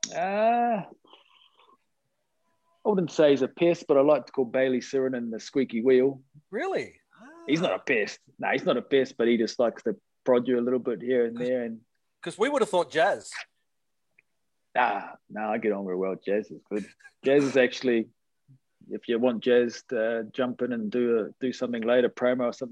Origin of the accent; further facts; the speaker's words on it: Sydney, New South Wales, Australia; born there; He heard that I was born in Australia.